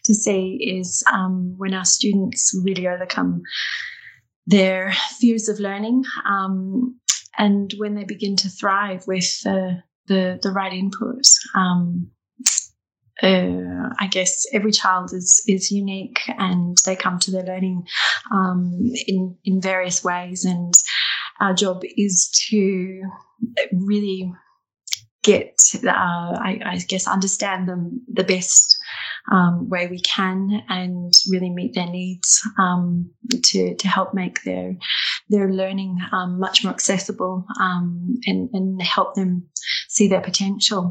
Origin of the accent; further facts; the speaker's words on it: Australia; moved away as an adult; now in Dundee, United Kingdom; I'm not local, as I'm an Australian